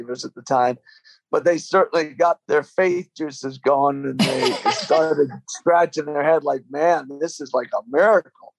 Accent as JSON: {"language": "English", "region": "Michigan", "country": "United States", "tie": "born or raised there", "also_born_or_lived": "London, England", "said": "I grew up with them in Michigan"}